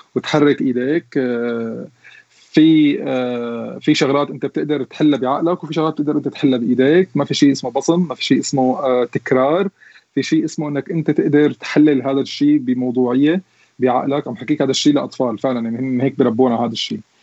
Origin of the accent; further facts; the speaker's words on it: Syria; moved away as an adult; now in Germany; عندنا بسوريا